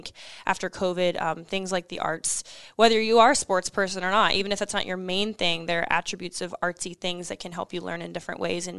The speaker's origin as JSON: {"language": "English", "town": "Omaha", "region": "Nebraska", "country": "United States", "tie": "born or raised there", "moved": "as an adult", "lives_now": "Nashville, United States", "said": "But when I moved to Nashville when I was 18, I was born and raised here in Omaha, older brother, younger sister, graduated from Miller North"}